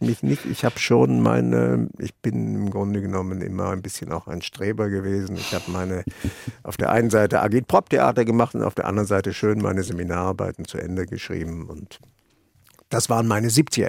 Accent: Germany; also born or lived in Vienna / Ireland; als Deutscher

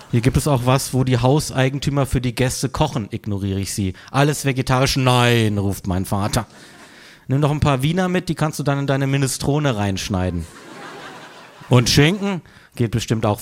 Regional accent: Freiburg, Baden-Württemberg, Germany; moved away; aus meiner Heimatstadt Freiburg

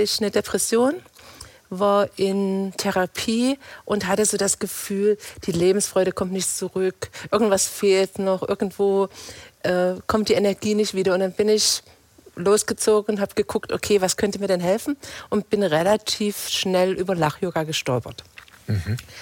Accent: Torgau, Saxony, Germany; moved away as an adult; now in Reutlingen, Germany; Ich bin in Torgau in, in Sachsen geboren.

